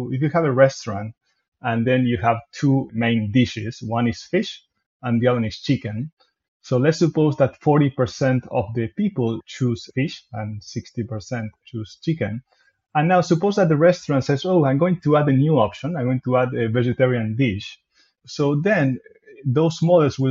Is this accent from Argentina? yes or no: yes; Argentina; moved away as an adult; also born or lived in Montreal, Canada; now in Melbourne, Australia; I come from Argentina, so there I studied computer science at the University of Buenos Aires